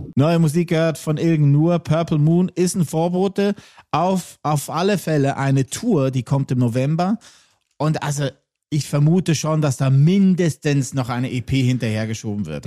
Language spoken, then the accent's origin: German; Lucerne, Switzerland; aus meiner Heimat und jetzt wirklich straight aus Luzern